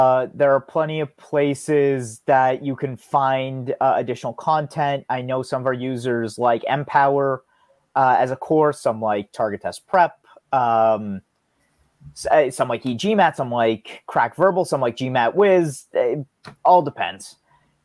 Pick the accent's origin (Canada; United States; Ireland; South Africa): United States; I'm an American.